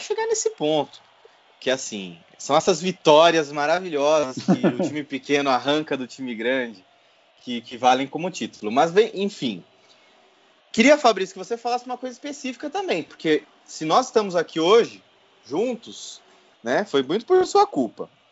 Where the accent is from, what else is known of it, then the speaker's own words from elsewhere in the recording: Votorantim, São Paulo, Brazil; now in São Paulo, Brazil; eu sou de Votorantim, cidade vizinha ali de Sorocaba